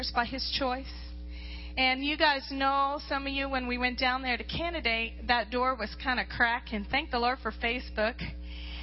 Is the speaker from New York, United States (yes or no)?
no; Louisiana, United States; moved away as an adult; now in Alaska, United States; I was raised in Louisiana, and the enemy nearly destroyed me there as a young girl